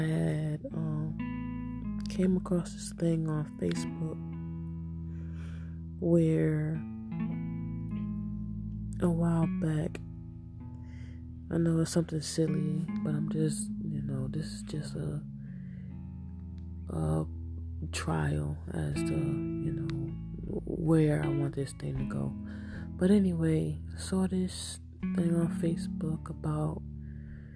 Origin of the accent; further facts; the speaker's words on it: Hempstead, New York, United States; I'm from Hempstead, New York